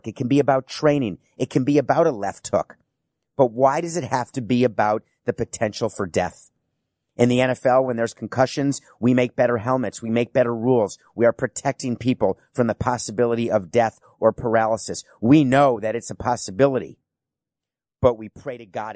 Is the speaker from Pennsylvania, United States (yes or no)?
no; New York City, New York, United States; also born or lived in Milwaukee, Wisconsin; I was born in Milwaukee, Wisconsin, and I grew up in New York City